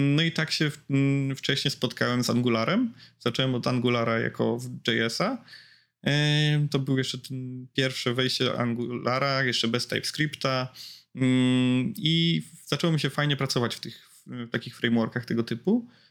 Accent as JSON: {"language": "Polish", "town": "Łódź", "region": "Łódź Voivodeship", "country": "Poland", "said": "bo jestem z Łodzi"}